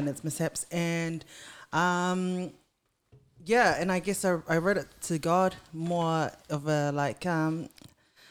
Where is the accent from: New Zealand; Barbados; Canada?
New Zealand; now in Cranbourne, Australia; I was born in New Zealand